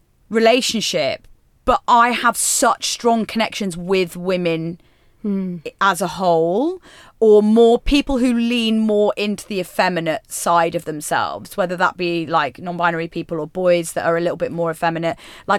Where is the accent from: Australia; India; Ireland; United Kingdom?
United Kingdom; West Midlands; Yes, so I'm from near sort of like the West Midlands I'm from.